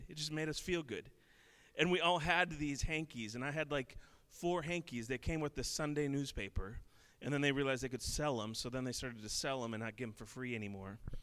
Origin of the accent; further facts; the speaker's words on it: Minneapolis, Minnesota, United States; I grew up in in Minneapolis